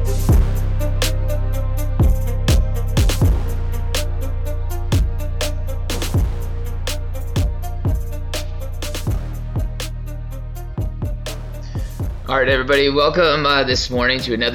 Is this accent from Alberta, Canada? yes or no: yes; Lethbridge, Alberta, Canada; where him and I grew up in Lethbridge